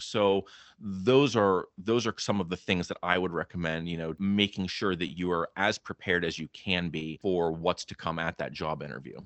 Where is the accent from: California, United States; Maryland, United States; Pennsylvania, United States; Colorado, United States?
Pennsylvania, United States; Clarion County, Western; moved away as an adult; now in New Jersey, United States; I grew up in Clarion County there in Western Pennsylvania myself